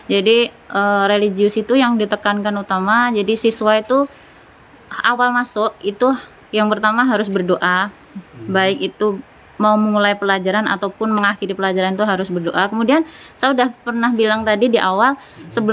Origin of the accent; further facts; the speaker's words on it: Sukoharjo, Central Java, Indonesia; now in Kalimantan, Indonesia; Saya asli Jawa Tengah, tepatnya di Kabupaten Sukoharjo, Surakarta.